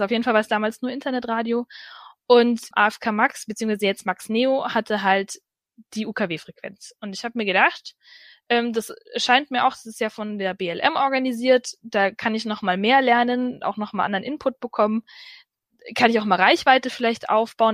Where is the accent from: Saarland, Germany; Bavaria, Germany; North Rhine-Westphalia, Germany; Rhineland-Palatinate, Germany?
Bavaria, Germany; Ansbach; moved away; also born or lived in Allgäu; ich komme ja ursprünglich aus Ansbach